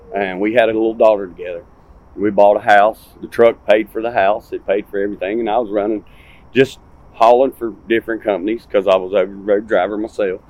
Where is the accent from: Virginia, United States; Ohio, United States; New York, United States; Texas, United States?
Virginia, United States; Martinsville; now in Sevierville, United States; I'm from Martinsville, Virginia.